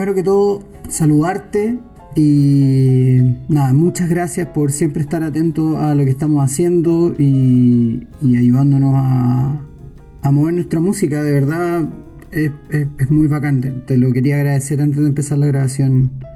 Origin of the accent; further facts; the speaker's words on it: Santiago, Santiago Metropolitan Region, Chile; moved away; Pablo y yo somos de Santiago de Chile